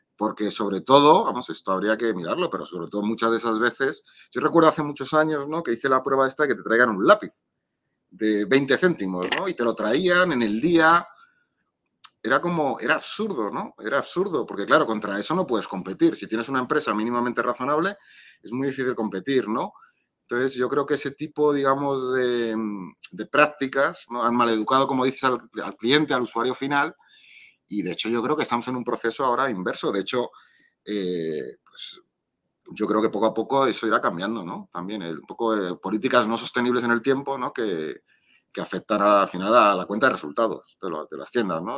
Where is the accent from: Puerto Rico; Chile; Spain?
Spain; Madrid, Community of Madrid; aquí soy, de Madrid